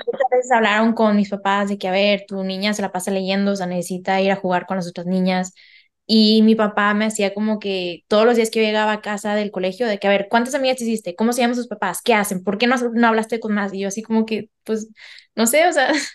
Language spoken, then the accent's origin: Spanish; Mexico; moved away as an adult; now in France; Soy mexicana y ahora también española. Y normalmente vivo en Francia